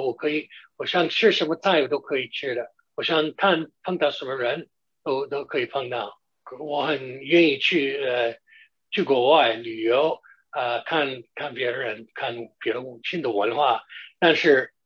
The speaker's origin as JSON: {"language": "Chinese", "area": "Long Island", "region": "New York", "country": "United States", "tie": "born or raised there", "also_born_or_lived": "Shanghai", "second_language": "Chinese", "lives_now": "New York City, United States", "said": "因为我是在长岛出生的"}